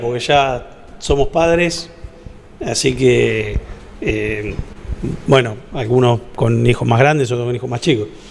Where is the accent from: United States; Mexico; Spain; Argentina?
Argentina; De Argentina